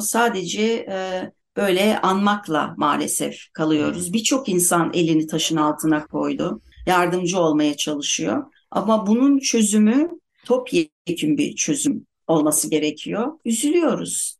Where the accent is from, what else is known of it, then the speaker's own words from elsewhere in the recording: Turkey; Biz çocukluğumuzdan beri hep depremden korkarak Türkiye'de büyüdük